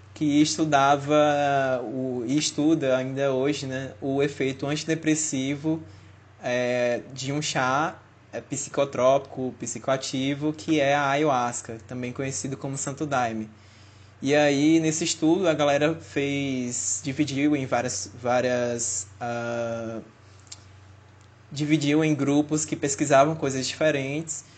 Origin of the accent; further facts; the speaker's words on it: Fortaleza, Ceará, Brazil; moved away as an adult; now in Natal, Brazil; eu sou de Fortaleza, e acabei vindo morar em Natal